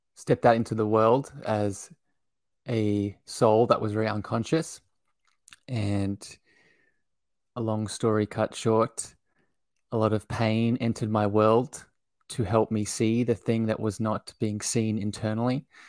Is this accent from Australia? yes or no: yes; Australia; I grew up in Australia. I live here now still.